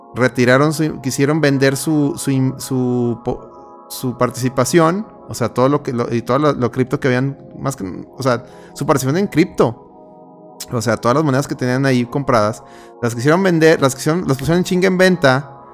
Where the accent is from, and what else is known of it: Mexico